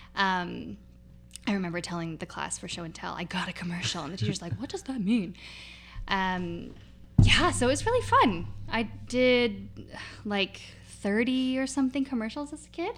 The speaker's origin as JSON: {"language": "English", "town": "North Vancouver", "region": "British Columbia", "country": "Canada", "tie": "born or raised there", "said": "I grew up mostly in Deep Cove"}